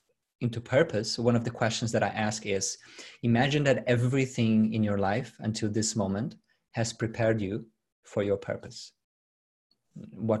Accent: Brazil; English is a second language; moved away as an adult; now in Sydney, Australia; I'm from Brazil. I was born and raised in Brazil. I migrated here 9 years ago.

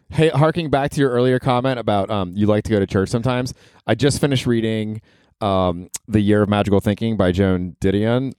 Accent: Florida, United States; also born or lived in Ohio; we're from Ohio, but I grew up in Florida

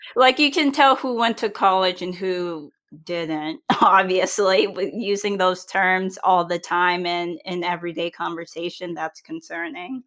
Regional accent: New England, United States; I'm from New England and we eat all kinds of food

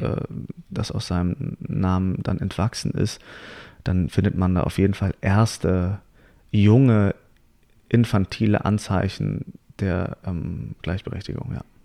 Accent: Hamburg, Germany; moved away; ich komme nämlich aus Hamburg und da sehe ich meine Eltern immer wieder an Weihnachten, weil ich sie da besuche

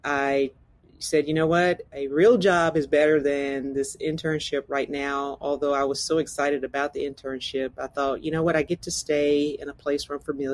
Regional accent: LaGrange, Georgia, United States; my hometown of LaGrange, Georgia, a small town in the deep south

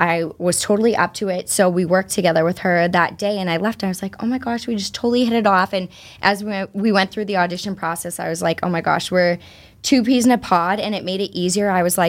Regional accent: East Bridgewater, Massachusetts, United States; Born and raised East Bridgewater, South okay. Shore.

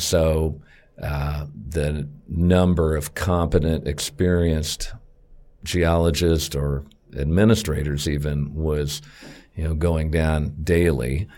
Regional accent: Wichita, Kansas, United States; I've been here all my life. Went to, um, grade school, junior high, high school, Wichita State, all within about four miles of where I was born

